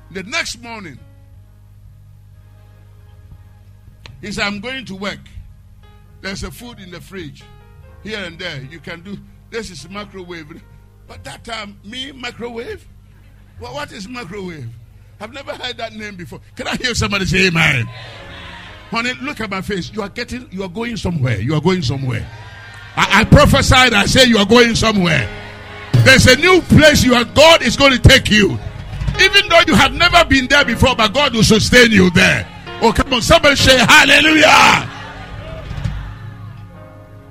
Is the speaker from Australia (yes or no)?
no; Ghana; moved away as an adult; I'm from Ghana